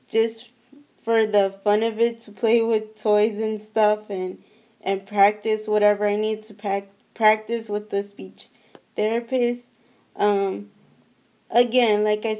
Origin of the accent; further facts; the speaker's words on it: San Francisco, California, United States; I am from San Francisco, the Bay Area. I was born and raised there